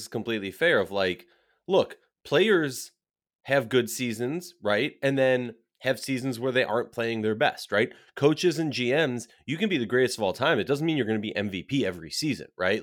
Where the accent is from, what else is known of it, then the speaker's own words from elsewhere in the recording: Minnesota, United States; I'm from Minnesota